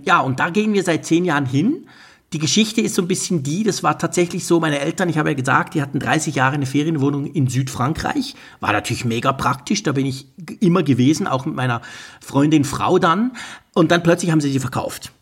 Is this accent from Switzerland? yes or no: yes; Switzerland; ich als Schweizer